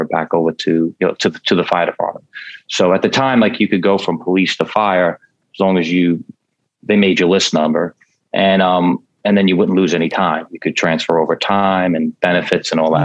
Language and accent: English; New York City, New York, United States; born and raised in Brooklyn, city kid